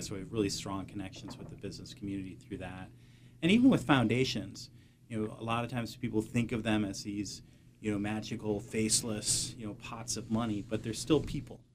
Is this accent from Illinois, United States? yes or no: yes; Peoria, Illinois, United States; also born or lived in Lake Geneva, Wisconsin; now in Southeastern Massachusetts, United States; adolescence in high school in, in Peoria, Illinois.